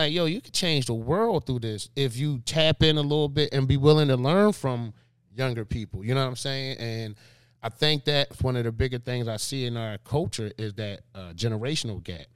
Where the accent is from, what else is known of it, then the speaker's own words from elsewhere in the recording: Philadelphia, Pennsylvania, United States; born and raised in Philadelphia